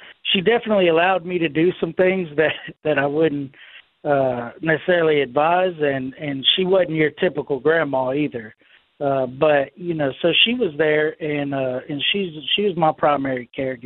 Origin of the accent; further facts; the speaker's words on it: Houston, Texas, United States; moved away as an adult; also born or lived in West Monroe, Louisiana; Then I'm born, and all I know is Houston.